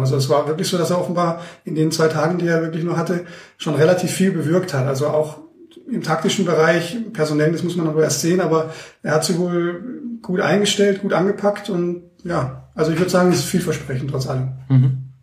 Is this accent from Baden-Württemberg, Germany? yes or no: yes; Heilbronn, Baden-Württemberg, Germany; now in Munich, Germany; als gebürtiger Heilbronner